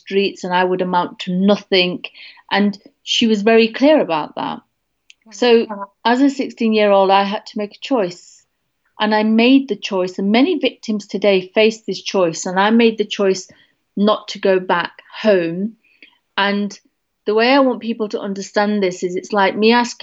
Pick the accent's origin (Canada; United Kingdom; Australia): United Kingdom; Derby, East Midlands; moved away; I'm coming right now back to my hometown in Derby